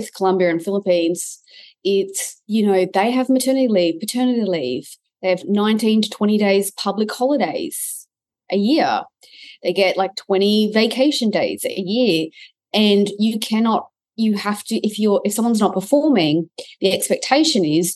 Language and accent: English; Australia; I'm an Aussie